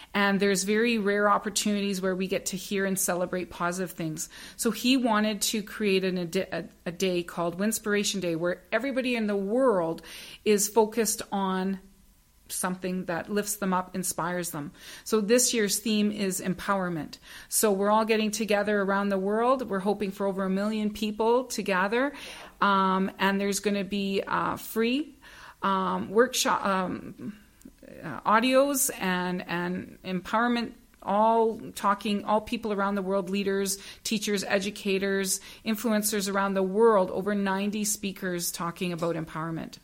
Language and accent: English; Northern Ontario, Canada; I grew up in Northern Ontario